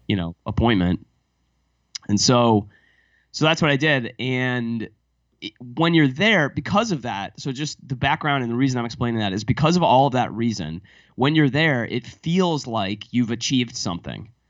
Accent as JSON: {"language": "English", "country": "United States", "also_born_or_lived": "Paris, France", "moved": "yes", "said": "as an American"}